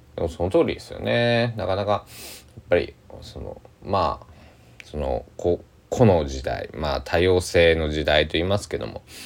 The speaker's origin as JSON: {"language": "Japanese", "region": "Kochi", "country": "Japan", "tie": "born or raised there", "said": "僕は高知県出身なんですけども"}